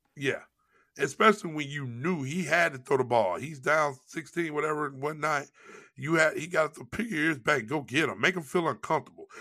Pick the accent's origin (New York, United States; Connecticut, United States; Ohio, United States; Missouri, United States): Missouri, United States; St. Louis; moved away; I'm from Saint Louis